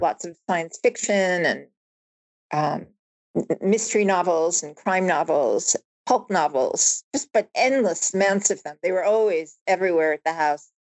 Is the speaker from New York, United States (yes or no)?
yes; Long Island, New York, United States; also born or lived in Bronx, New York; I was born in the Bronx, and uh, my family of five had migrated over several years to Long Island and then ultimately found ourselves at the end of Long Island